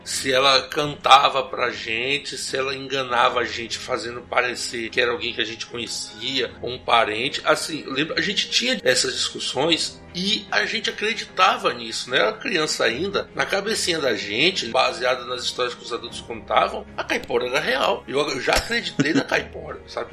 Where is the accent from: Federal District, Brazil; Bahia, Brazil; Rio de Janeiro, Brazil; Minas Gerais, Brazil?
Bahia, Brazil; Ubatã; moved away; lá na minha cidade natal, em Ubatã